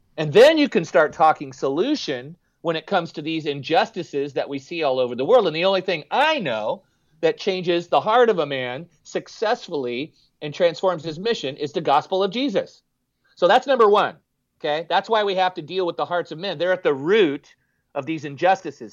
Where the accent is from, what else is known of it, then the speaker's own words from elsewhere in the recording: San Jose, California, United States; We grew up in West San Jose, Cupertino, Saratoga